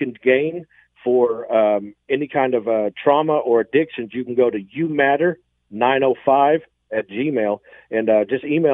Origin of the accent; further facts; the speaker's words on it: Tulsa, Oklahoma, United States; moved away as an adult; now in Hamilton, Canada; I myself are from Tulsa